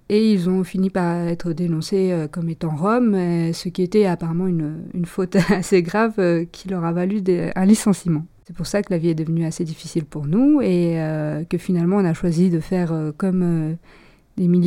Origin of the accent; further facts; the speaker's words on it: Romania; moved away; je suis tigane et je le reste. Ma famille et moi, nous sommes partis de Roumanie parce que les conditions de vie devenaient difficiles. Mes parents avaient perdu leur emploi.